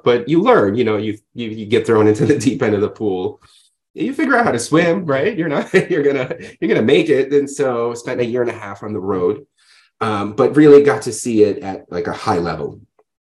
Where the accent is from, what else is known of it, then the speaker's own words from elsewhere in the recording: New York City, New York, United States; also born or lived in Odessa, Ukraine / Ohio; I came here when I was 7 years old with my family. I grew up in New York